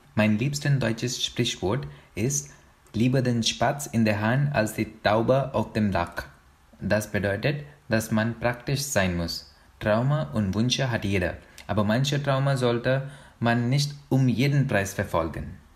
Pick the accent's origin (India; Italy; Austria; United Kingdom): India; German is a second language; moved away as an adult; now in Germany; Ich komme aus Indien